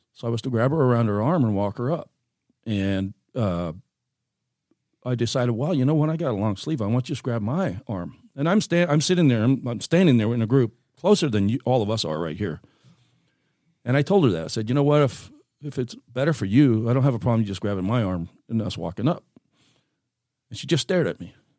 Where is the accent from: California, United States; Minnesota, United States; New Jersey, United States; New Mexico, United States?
California, United States; Seal Beach; moved away as an adult; also born or lived in Oregon; now in Grants Pass, United States; raised in Southern California